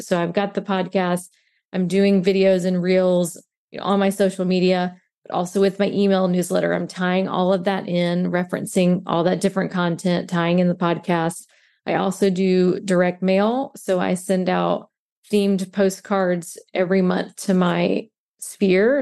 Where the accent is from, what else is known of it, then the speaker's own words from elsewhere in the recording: Mobile, Alabama, United States; moved away as an adult; now in St. Petersburg, United States; I currently live in Saint Pete, Florida, but I am originally from Mobile, Alabama.